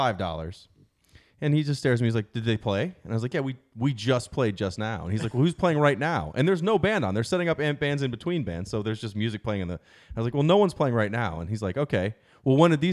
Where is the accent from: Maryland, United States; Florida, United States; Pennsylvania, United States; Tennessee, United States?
Maryland, United States; Baltimore